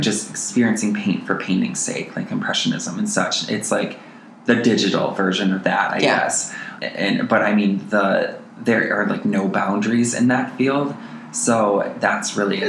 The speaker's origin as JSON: {"language": "English", "town": "Montello", "region": "Wisconsin", "country": "United States", "tie": "born or raised there", "moved": "yes", "lives_now": "Twin Cities, United States", "said": "I am originally from Montello, Wisconsin"}